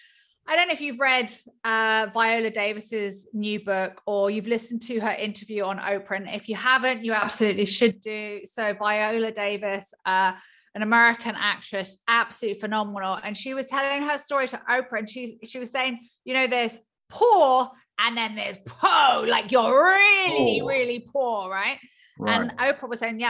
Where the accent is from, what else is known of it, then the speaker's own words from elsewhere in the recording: Hertfordshire, East of England, United Kingdom; also born or lived in California, United States; In Hertfordshire, just outside Hertfordshire. So I was actually born in California